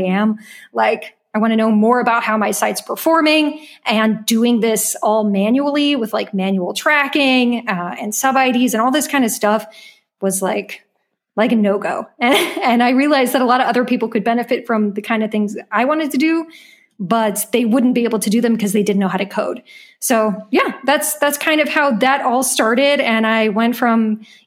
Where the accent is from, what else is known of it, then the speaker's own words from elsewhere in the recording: United States; moved away as an adult; now in Berlin, Germany; I am an American living in Berlin